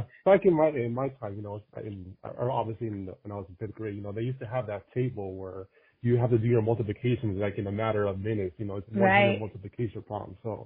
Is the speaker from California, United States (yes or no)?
yes; California, United States; also born or lived in Berkeley, California; So I was born and raised in California. And, you know, obviously, it's one of the most liberal places you can live in. And ironically, I lived in the most liberal city for a while, Berkeley, California.